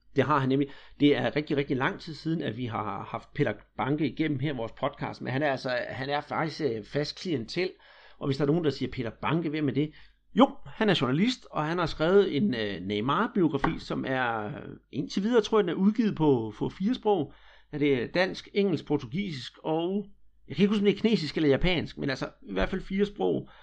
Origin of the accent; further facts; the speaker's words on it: Denmark; vi her hjemme i Danmark